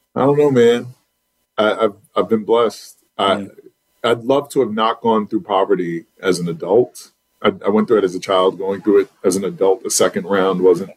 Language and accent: English; New York City, New York, United States; now in Charlotte, United States; I'm from Southside Jamaica, Queens